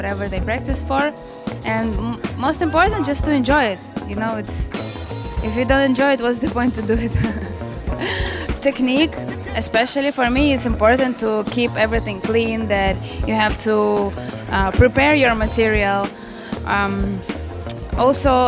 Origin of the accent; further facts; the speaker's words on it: Ukraine; I'm from Ukraine, and I'm here in Lansing, Michigan.